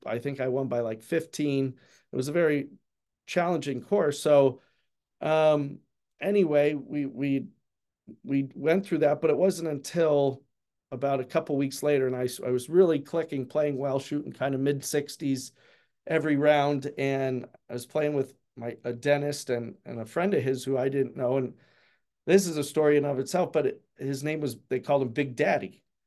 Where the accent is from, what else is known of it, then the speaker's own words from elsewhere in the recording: Pennsylvania, United States; I'm from Pennsylvania